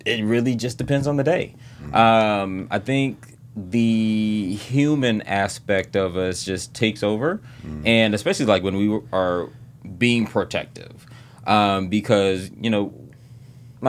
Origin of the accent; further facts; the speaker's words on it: Savannah, Georgia, United States; I grew up in Savannah, Georgia